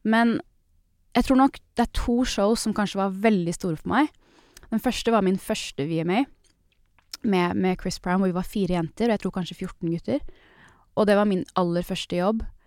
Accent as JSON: {"language": "Norwegian", "country": "Norway", "moved": "yes"}